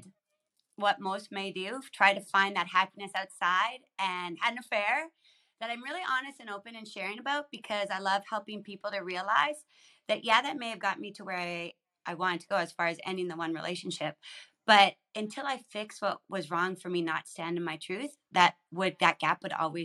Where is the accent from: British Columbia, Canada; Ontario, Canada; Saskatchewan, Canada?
Saskatchewan, Canada; I grew up in Saskatchewan, so kind of above you